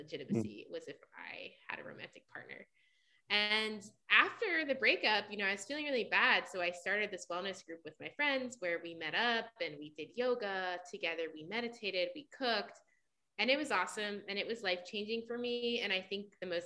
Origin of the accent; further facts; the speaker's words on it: New York City, New York, United States; also born or lived in Italy; I grew up in New York City, Brooklyn and Staten Island.